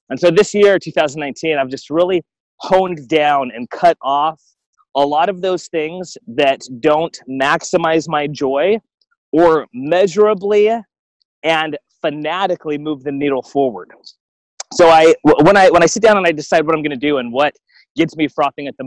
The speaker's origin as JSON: {"language": "English", "country": "Guam", "tie": "born or raised there", "also_born_or_lived": "Alaska, United States", "said": "And I look at myself growing up in Guam and then Alaska."}